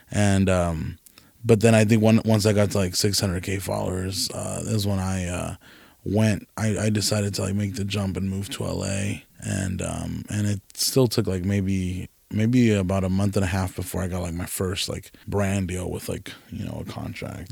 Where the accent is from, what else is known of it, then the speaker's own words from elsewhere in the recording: California, United States; moved away; also born or lived in Nevada; I'm from California.